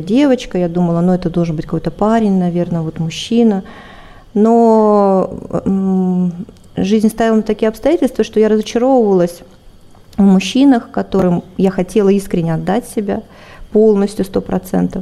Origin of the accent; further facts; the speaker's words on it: Siberian backcountry, Russia; я родилась в России, в, в сибирской глубинке